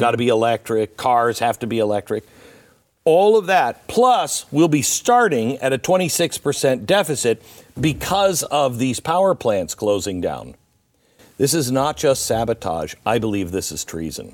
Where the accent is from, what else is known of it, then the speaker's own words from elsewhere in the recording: Pacific Northwest, United States; I grew up in the Pacific Northwest